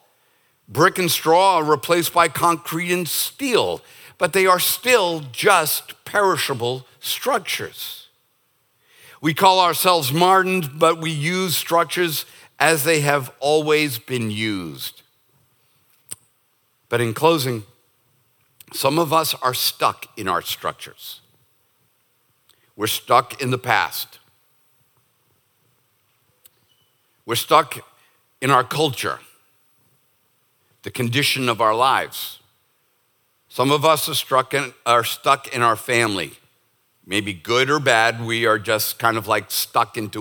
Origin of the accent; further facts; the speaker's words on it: United States; as an American